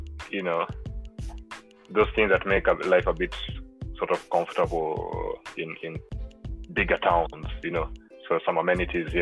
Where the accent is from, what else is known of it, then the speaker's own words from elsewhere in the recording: Nairobi, Kenya; moved away as an adult; also born or lived in Murang'a; now in Nanyuki, Kenya; I was born in Nairobi. I was born in, yeah, born and raised.